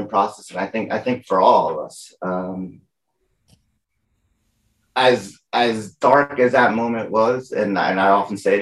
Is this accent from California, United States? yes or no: no; Lehigh Valley, Pennsylvania, United States; I grew up in Lehigh Valley, Pennsylvania